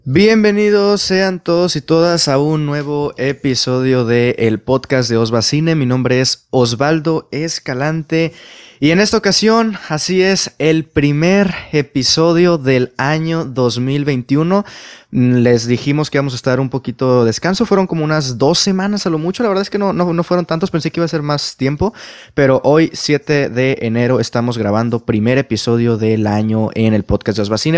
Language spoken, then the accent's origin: Spanish; Mexico; mi país, en este caso México